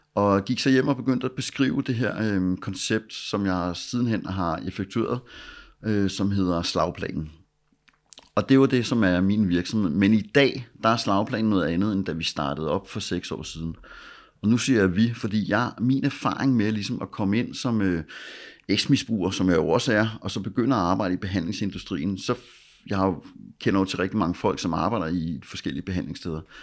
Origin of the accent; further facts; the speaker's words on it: Copenhagen, Capital Region of Denmark, Denmark; Jeg voksede op ude i Vandløs